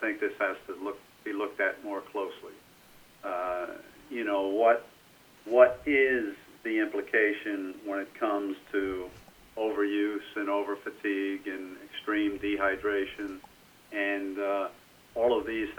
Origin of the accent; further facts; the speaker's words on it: United States; being an American